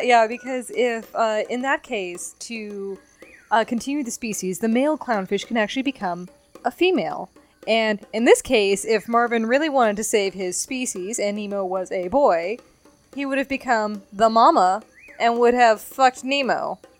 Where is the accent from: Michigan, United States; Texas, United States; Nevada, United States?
Nevada, United States; growing up in Nevada